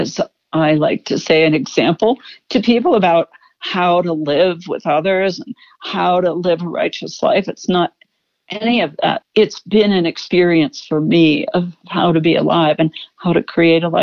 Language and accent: English; Pittsburgh, Pennsylvania, United States; moved away; I was born in Pittsburgh